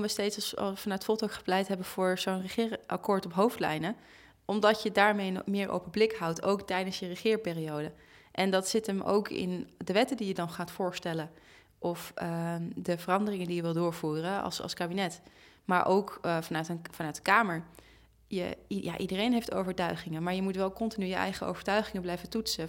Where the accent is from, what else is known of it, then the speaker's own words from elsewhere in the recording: Amsterdam, North Holland, Netherlands; in de buurt waar ik ben opgegroeid, over de Bijlmer.